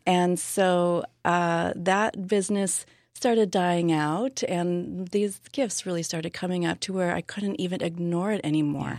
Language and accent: English; Southern California, United States; also born or lived in Hawaii; now in San Diego, United States; I was born and raised in Southern California